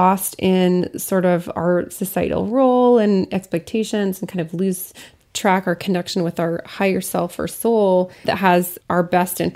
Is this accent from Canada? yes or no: no; Lafayette, Colorado, United States; my hometown, Lafayette, Colorado, there's a lot of ghosts, and it's a mining town.